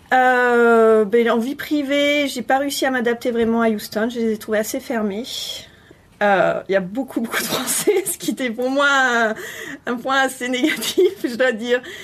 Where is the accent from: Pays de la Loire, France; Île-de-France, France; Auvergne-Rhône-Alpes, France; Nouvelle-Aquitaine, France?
Nouvelle-Aquitaine, France; Bordeaux; moved away as an adult; also born or lived in Brest / Lyon / Sète / Paris; je suis de Bordeaux